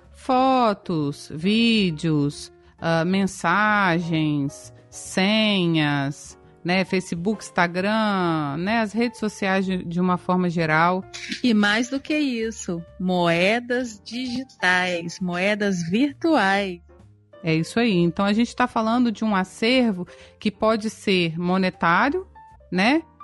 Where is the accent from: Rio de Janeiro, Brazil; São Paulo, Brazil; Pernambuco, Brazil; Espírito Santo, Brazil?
Espírito Santo, Brazil; sou do Espírito Santo